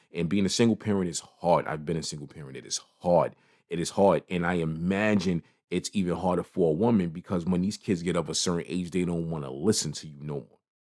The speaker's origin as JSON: {"language": "English", "town": "New York City", "region": "New York", "country": "United States", "tie": "born or raised there", "said": "I am from Brooklyn. I am from New York City."}